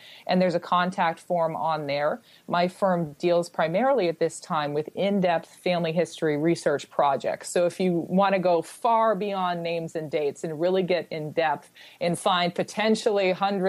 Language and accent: English; United States; accent: American; I have a slight American accent, of course, because I was born and raised in America